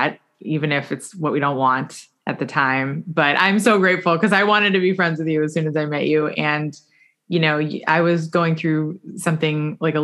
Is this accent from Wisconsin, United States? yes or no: no; South Florida, United States; I grew up here in South Florida, because I also grew up here